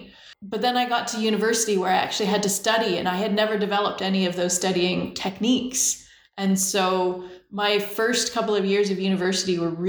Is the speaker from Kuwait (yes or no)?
no; Langley, British Columbia, Canada; also born or lived in Shaunavon, Saskatchewan; I was born in Shaunavon, Saskatchewan. My dad was a police officer, and with the RCMP, you move around a lot. So we moved every 2 to 5 years the whole time I was growing up. We moved to BC when I was 5 to Langley, BC